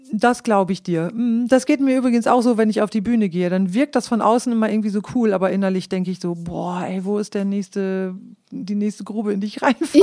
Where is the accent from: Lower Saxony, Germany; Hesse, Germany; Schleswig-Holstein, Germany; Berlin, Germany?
Lower Saxony, Germany; Klostermoor; first language Low German; moved away as an adult; Aufgewachsen bin ich in Klostermoor im Landkreis Leer